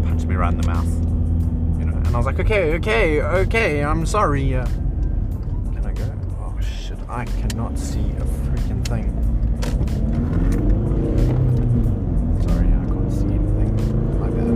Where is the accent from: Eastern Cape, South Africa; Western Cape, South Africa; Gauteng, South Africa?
Gauteng, South Africa; Johannesburg; moved away; I'm from Joburg.